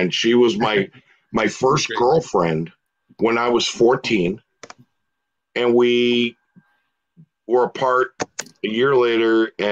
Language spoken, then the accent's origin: English; Puerto Rico; I was I'm I'm Puerto Rican, but I was raised in the Irish culture because my Irish side of my family